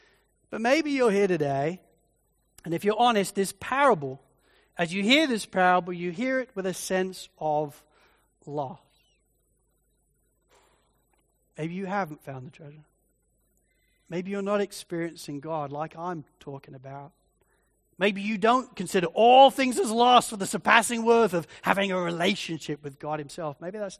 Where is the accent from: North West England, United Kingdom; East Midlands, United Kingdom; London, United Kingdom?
East Midlands, United Kingdom; Spalding; growing up in Spalding in Lincolnshire in England, there was nothing to do. And I mean zip. It's a country town.